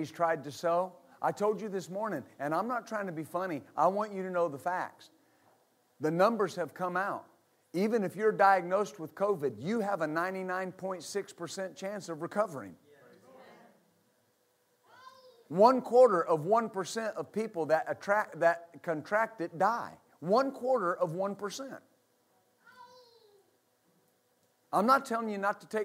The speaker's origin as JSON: {"language": "English", "region": "West Texas", "country": "United States", "tie": "born or raised there", "said": "I was raised in West Texas."}